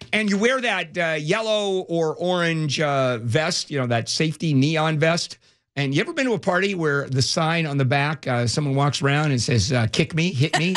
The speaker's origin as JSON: {"language": "English", "country": "Brazil", "moved": "yes", "said": "I, I come from Brazil"}